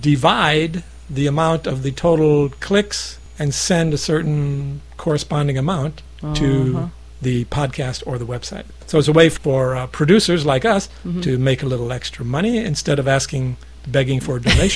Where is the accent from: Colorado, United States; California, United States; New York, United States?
Colorado, United States; now in Japan; my home state, Colorado.